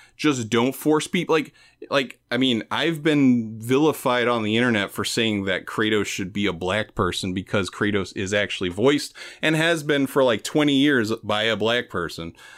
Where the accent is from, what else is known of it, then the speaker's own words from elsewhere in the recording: New York City, New York, United States; I'm from the East Village, so I'm from, like, very poor part of Manhattan